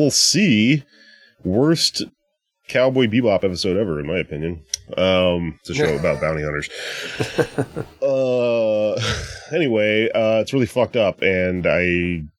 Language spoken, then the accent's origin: English; Texas, United States; Texas right now, my home state